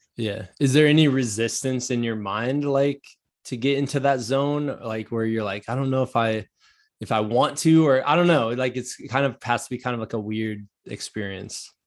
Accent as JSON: {"language": "English", "region": "Iowa", "country": "United States", "moved": "yes", "lives_now": "Virginia, United States", "said": "I'm from Iowa, so, like, we moved to Virginia."}